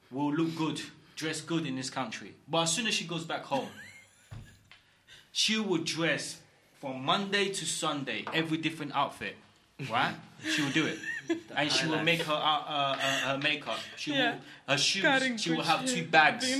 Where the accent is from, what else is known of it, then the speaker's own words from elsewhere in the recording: Sierra Leone; moved away; my country, I'm from Sierra Leone